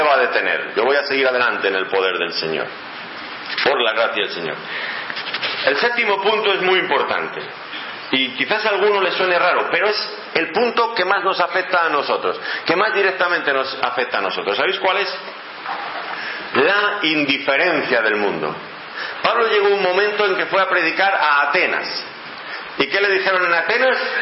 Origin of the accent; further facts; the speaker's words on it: Ávila, Castile and León, Spain; allí de donde yo vengo, de Ávila